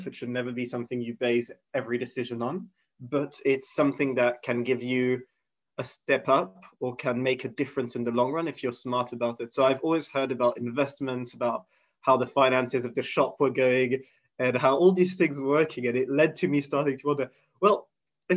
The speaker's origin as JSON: {"language": "English", "country": "Switzerland", "tie": "born or raised there", "moved": "as an adult", "lives_now": "London, United Kingdom", "said": "being born and raised in Switzerland"}